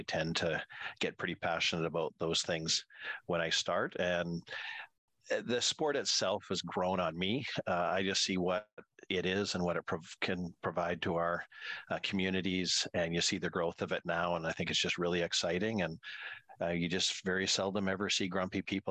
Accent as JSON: {"language": "English", "town": "Prince George", "region": "British Columbia", "country": "Canada", "tie": "born or raised there", "said": "as a kid, really, growing up in Prince George."}